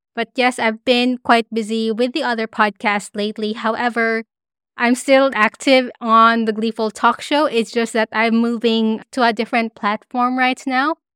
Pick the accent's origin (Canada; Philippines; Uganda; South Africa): Philippines; moved away as an adult; also born or lived in Dubai; now in Brisbane, Australia